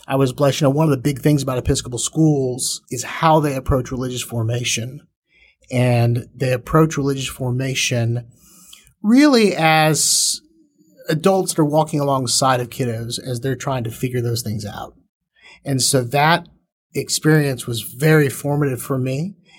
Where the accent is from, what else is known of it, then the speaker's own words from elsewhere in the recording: Fort Worth, Texas, United States; also born or lived in Baton Rouge, Louisiana / Longmeadow, Massachusetts / Austin, Texas; Then from there to Austin. And then from there to Fort Worth. And so Fort Worth, I made it here about fourth grade and then have been here ever since.